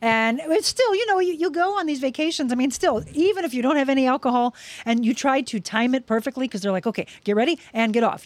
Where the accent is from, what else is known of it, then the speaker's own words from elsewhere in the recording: Florissant, Missouri, United States; we grew up in Florissant, Missouri, so it was about an hour, you know, from there, just outside of the Saint Louis area